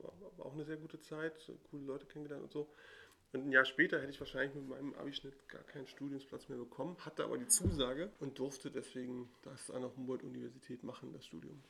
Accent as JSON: {"language": "German", "region": "Berlin", "country": "Germany", "tie": "born or raised there", "said": "ich bin ja in Pankow zur Schule gegangen"}